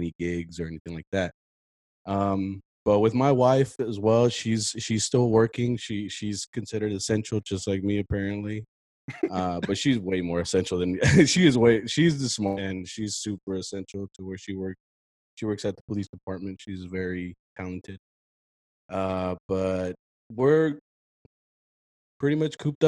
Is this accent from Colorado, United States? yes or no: no; Fort Worth, Texas, United States; also born or lived in San Diego, California; I am from Fort Worth. I was actually born in San Diego, but I'm 100%, like 97% Texan.